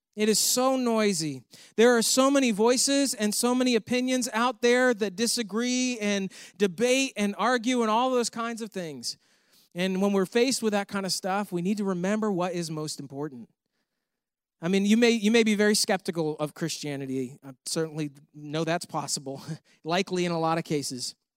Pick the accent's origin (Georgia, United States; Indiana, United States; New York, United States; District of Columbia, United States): New York, United States; moved away; I'm from New York